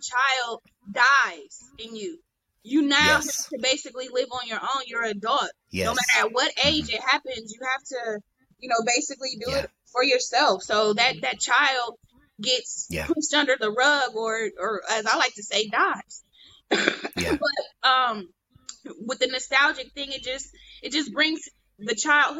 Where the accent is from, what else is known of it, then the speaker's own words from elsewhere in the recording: Sandusky, Ohio, United States; moved away; I came a little girl from Sandusky, a little ass town